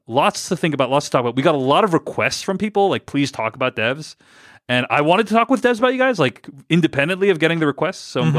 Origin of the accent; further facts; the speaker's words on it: Philadelphia, Pennsylvania, United States; it was filmed in my hometown of Philadelphia, not New York.